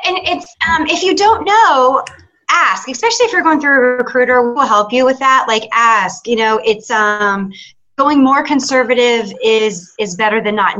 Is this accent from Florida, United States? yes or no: no; Atlanta, Georgia, United States; I am from Atlanta, but I'm visiting you from Nashville.